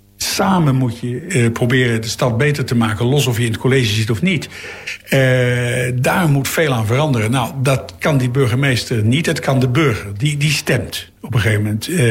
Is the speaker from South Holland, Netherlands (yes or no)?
yes; The Hague, South Holland, Netherlands; als Hagenaars